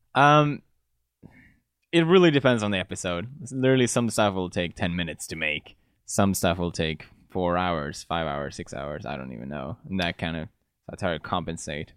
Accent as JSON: {"language": "English", "town": "Gothenburg", "region": "Västra Götaland", "country": "Sweden", "tie": "born or raised there", "also_born_or_lived": "Italy", "moved": "as an adult", "lives_now": "United Kingdom", "said": "I grew up in Gothenburg"}